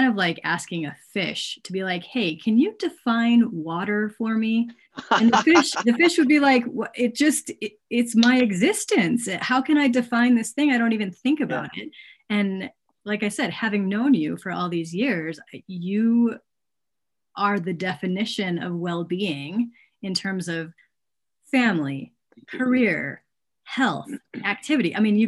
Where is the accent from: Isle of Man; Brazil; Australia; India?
Australia; accent: Australian; It's based on an acronym called HERB, H-E-R-B, or actually HERB if I'm speaking Australian.